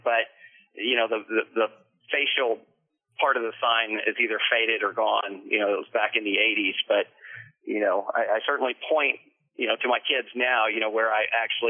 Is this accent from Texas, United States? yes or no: yes; Houston, Texas, United States; also born or lived in Canyon Lake, Texas / Austin, Texas; My dad was a Houston cop and lived here from birth until 1982